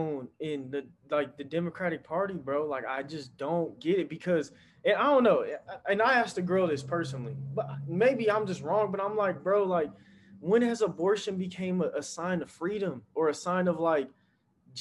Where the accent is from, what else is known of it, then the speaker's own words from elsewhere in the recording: North Las Vegas, Nevada, United States; I'm from North Las Vegas.